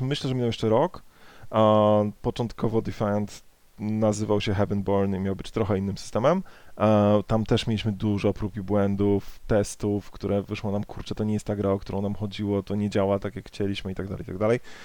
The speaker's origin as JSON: {"language": "Polish", "country": "Poland", "said": "z mojej polskiej perspektywy"}